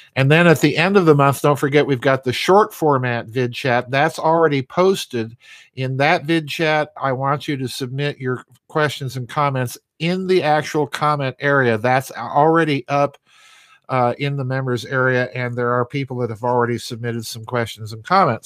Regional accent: Sioux Falls, South Dakota, United States; my hometown of, uh, Sioux Falls

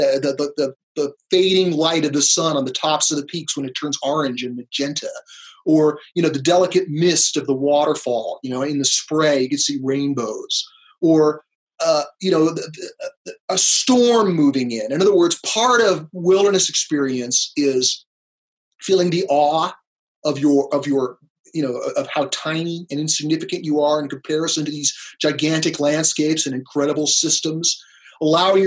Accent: Los Angeles, California, United States; I grew up in Los Angeles

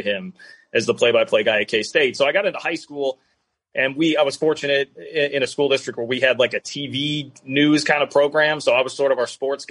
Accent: Kansas City, Kansas, United States; also born or lived in Wichita, Kansas; I grew up in the Kansas City area, first Wichita, and then when I was 10, we moved to Kansas City

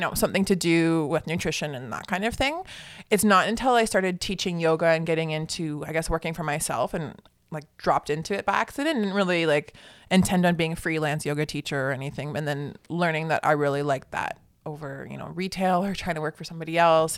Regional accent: Newmarket, Ontario, Canada; now in Barrie, Canada; Newmarket, Ontario. So that's just actually a little north of here.

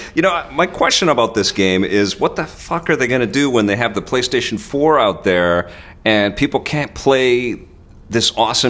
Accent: Canada; Listen, I'm Canadian and it's cold, too cold for me, man.

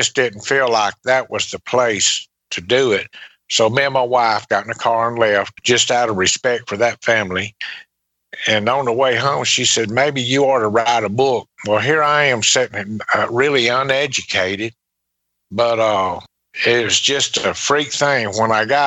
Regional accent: Laurel, Mississippi, United States; also born or lived in Pascagoula, Mississippi; went back to my hometown, to Laurel

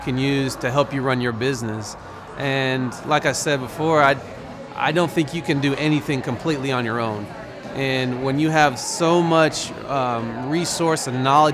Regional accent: Broken Arrow, Oklahoma, United States; I'm from Broken Arrow, Oklahoma.

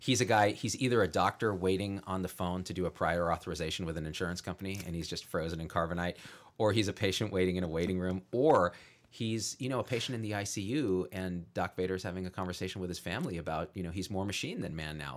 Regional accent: Bay Area, California, United States; I grew up in the Bay Area of California

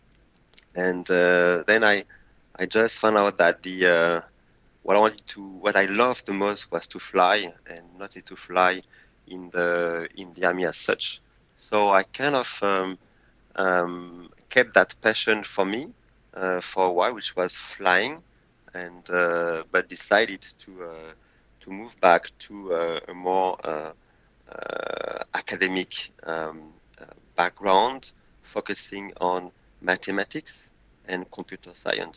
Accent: France; English is a second language; moved away as an adult; also born or lived in Paris suburbs, France / Angoulême, France; now in Seoul, South Korea; I grew up in the suburb of Paris until my 9 years old. And then my parents decided to relocate in the countryside in a very small town called Angoulême

